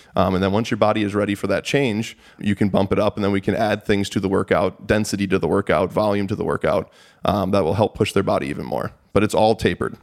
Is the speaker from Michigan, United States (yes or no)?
yes; Sterling Heights, Michigan, United States; I grew up in, uh, Sterling Heights, Michigan.